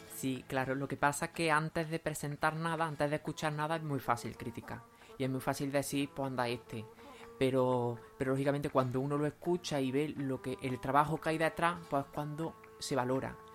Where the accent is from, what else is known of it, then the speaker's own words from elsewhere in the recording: Lucena, Andalusia, Spain; also born or lived in Doña Mencía; soy de Lucena y he vivido siempre en Lucena